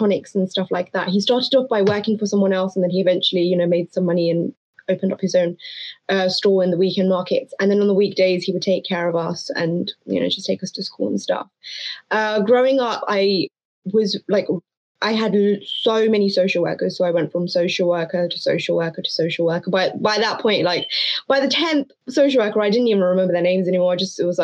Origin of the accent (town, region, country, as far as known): London, United Kingdom; born or raised there; first language Hindko; also born or lived in New Delhi, India / Afghanistan (ancestry) / Hayes